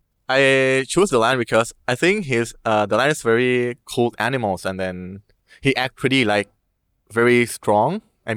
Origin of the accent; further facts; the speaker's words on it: Thailand; from Thailand.